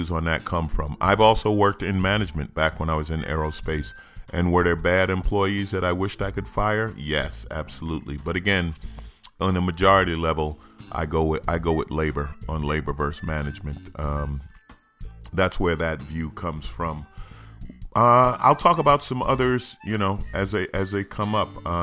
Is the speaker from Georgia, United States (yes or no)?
no; New York, United States; I was born in New York, grew up in St. Albans